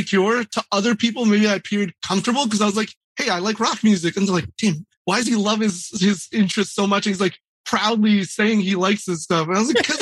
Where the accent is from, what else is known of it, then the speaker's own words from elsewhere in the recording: United States; I was born here